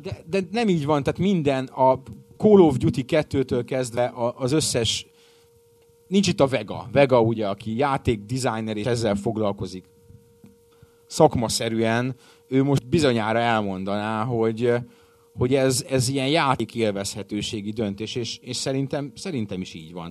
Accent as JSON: {"language": "Hungarian", "country": "Hungary", "said": "Magyar paraszt vagyok"}